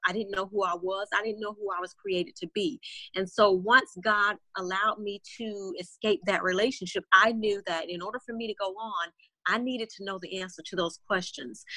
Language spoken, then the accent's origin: English; Florida, United States; moved away as an adult; now in Houston, United States; born and raised in Florida